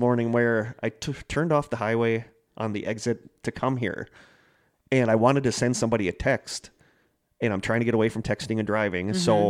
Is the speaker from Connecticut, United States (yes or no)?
yes; Connecticut, United States; now in Wausau, United States; I live in Wausau, but I'm originally from Connecticut.